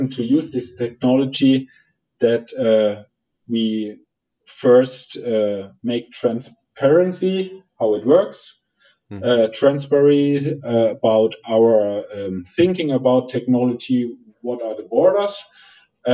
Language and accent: English; Germany; English is a second language; I'm German, I'm coming from Germany